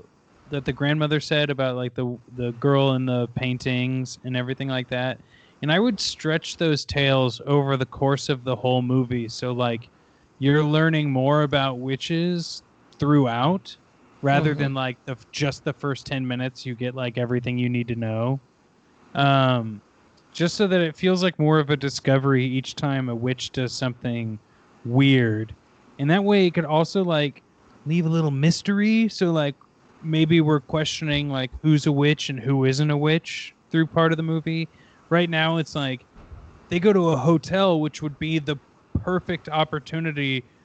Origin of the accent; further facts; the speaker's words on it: Kansas City, Missouri, United States; Well, I grew up in Missouri. A lot of my family had farmland in the Kansas City. Well, we grew up in the Kansas City area, but we had farmland like into those like weird nowhere pockets of Missouri.